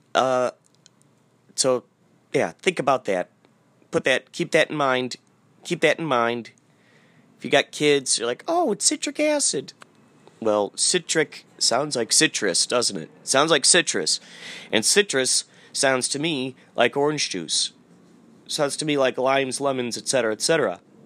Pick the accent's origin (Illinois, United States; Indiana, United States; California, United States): Illinois, United States; Carol Stream; I grew up in Carroll Stream, Illinois